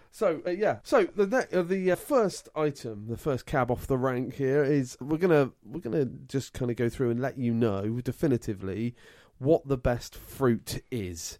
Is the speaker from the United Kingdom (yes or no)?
yes; England, United Kingdom; I'm English through and through